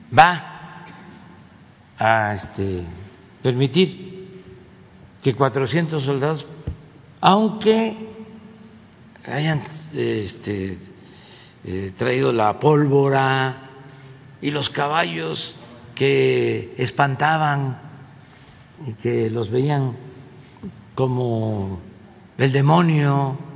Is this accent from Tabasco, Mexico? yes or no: yes; Tabasco, Mexico; una allá en mi estado, en Cintla.